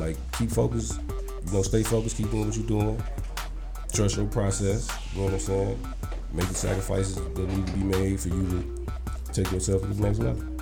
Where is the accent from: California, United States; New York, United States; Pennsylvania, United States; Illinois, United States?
Illinois, United States; Chicago; I come from Chicago